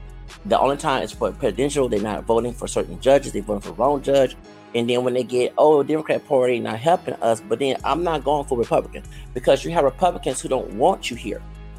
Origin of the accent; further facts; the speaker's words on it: Texas, United States; I'm from Texas.